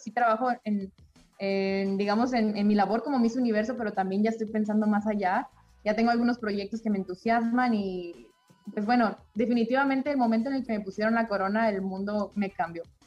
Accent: Chihuahua, Mexico; yo me considero una mexicana más, vengo de una familia normal, de una ciudad pequeña de nuestro país, Chihuahua

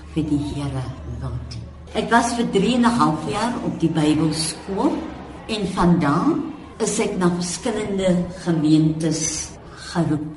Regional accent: Cape Town, Western Cape, South Africa; ek in Bridgetown as kind groot geword

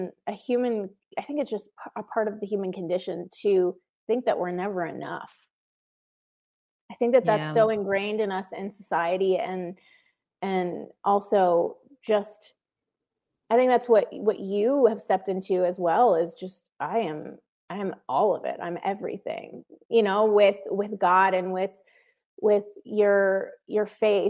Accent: Connecticut, United States; moved away; I grew up in Connecticut, and I moved away from my family of origin

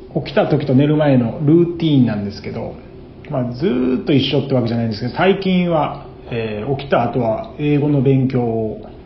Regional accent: Osaka, Japan; 僕は大阪で生まれて育った

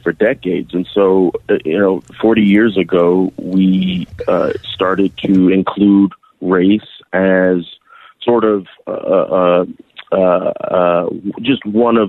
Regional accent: Savannah, Georgia, United States; I was born and raised in Savannah.

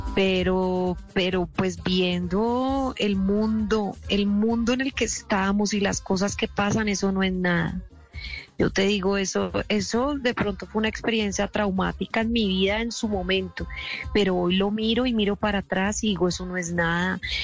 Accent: Colombia; nosotros como colombianos

